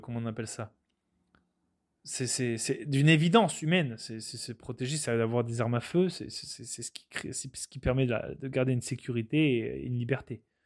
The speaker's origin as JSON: {"language": "French", "country": "France", "moved": "as an adult", "lives_now": "Quebec, Canada", "said": "Je suis un Français qui suis venu au Canada. Je me suis adapté aux, coutumes, aux valeurs québécoises."}